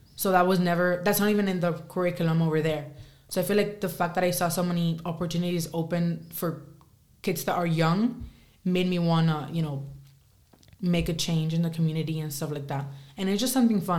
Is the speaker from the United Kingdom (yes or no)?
no; Spain; now in United States; I think I'm still a Spaniard at heart